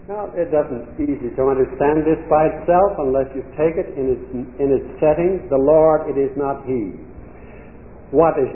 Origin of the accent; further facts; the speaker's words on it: Indiana, United States; I was brought up in a farm in Indiana